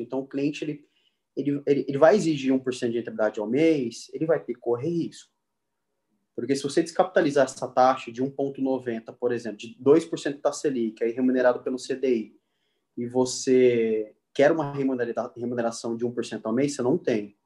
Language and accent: Portuguese; Três Lagoas, Mato Grosso do Sul, Brazil; moved away as an adult; now in São Paulo, Brazil; Eu vim de Três Lagoas, de uma cidade que a gente se conheceu, eu tenho família lá ainda